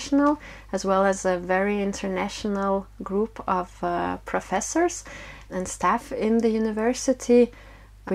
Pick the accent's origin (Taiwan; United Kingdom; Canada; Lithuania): Lithuania; moved away as an adult; also born or lived in Denmark; now in Odense, Denmark; I was born and raised in Lithuania